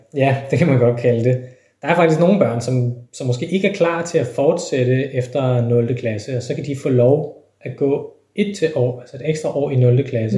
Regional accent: Denmark

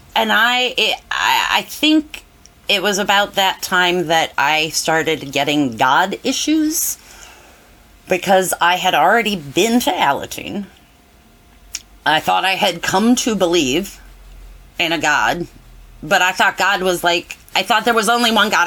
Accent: Cleveland, Ohio, United States; also born or lived in Ithaca, New York; I grew up in Cleveland, Ohio

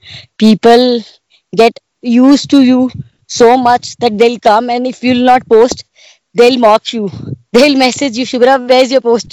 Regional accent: Bathinda, Punjab, India; moved away; I was born and brought up in Punjab, Bathinda, in a small place

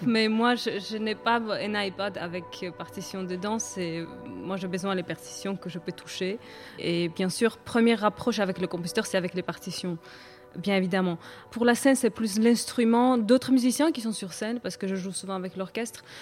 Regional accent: Batumi, Adjara, Georgia; moved away; d'où je viens, la Géorgie. On peut ressentir c'est euh, où je suis née, par exemple à Batumi

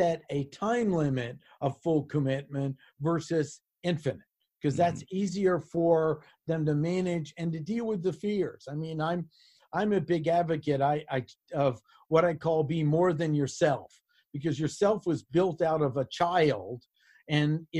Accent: Washington, District of Columbia, United States; now in North Carolina, United States; I was born and raised in Washington, D.C. I love it here.

